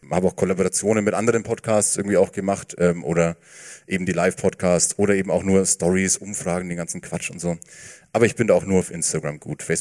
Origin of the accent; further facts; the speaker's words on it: Bavaria, Germany; ich bin im Landkreis Fürth